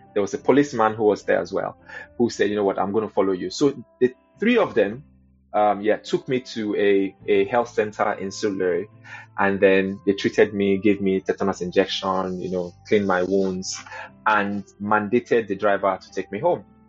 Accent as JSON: {"language": "English", "region": "Lagos", "country": "Nigeria", "tie": "born or raised there", "also_born_or_lived": "Kaduna", "moved": "as an adult", "lives_now": "United Kingdom", "said": "I grew up in Lagos, um, in the 80s"}